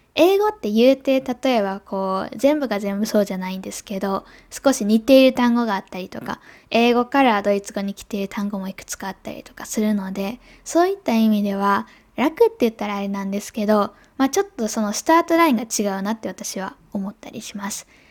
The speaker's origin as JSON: {"language": "Japanese", "country": "Japan"}